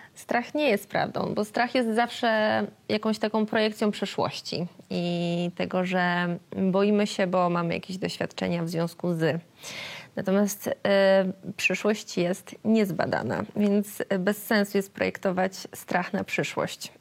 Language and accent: Polish; Otwock, Masovian Voivodeship, Poland; moved away as an adult; Pojechałam wtedy do Otwocka, e, do mojego rodzinnego miasta, w którym od roku również nie mieszkam. to jest pierwszy raz, kiedy nie mieszkam w Otwocku.